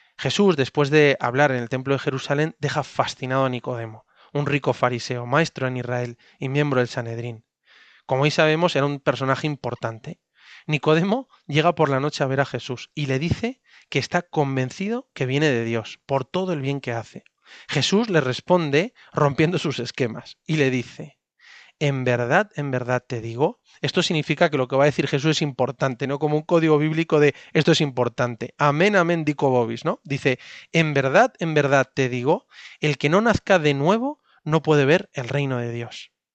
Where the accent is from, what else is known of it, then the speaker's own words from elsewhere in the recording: Spain; casi tres cuartas partes de los españoles hemos sido bautizados en la Iglesia Católica